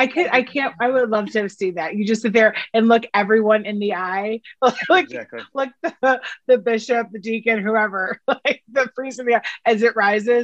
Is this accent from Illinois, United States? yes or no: yes; Chicago, Illinois, United States; accent: Chicago; if I show up in my Chicago accent